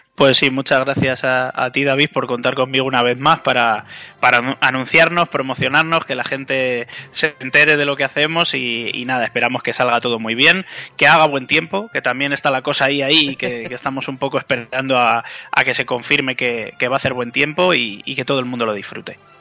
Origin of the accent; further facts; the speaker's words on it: Béjar, Castile and León, Spain; somos de Bejar y estamos fuera